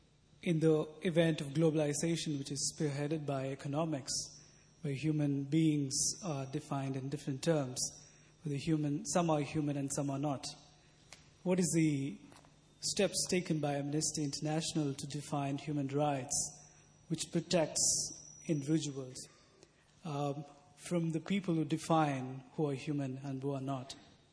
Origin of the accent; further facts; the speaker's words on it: India; moved away; I'm a student of theology from, I'm from India.